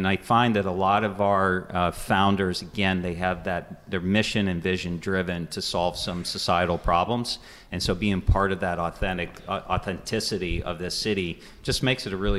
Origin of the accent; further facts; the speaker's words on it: Florida, United States; also born or lived in Louisiana, United States; I have ties to southwestern Pennsylvania. I grew up in other parts of the country, including Florida and actually Louisiana.